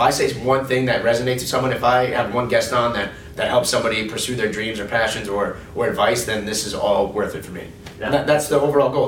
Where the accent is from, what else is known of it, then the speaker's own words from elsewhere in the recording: East Otago, New York, United States; I grew up in East Otago